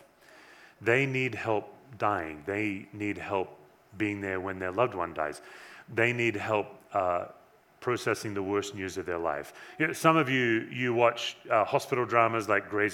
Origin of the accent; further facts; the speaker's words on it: Western Australia, Australia; now in Erie, Colorado, United States; I was born in Western Australia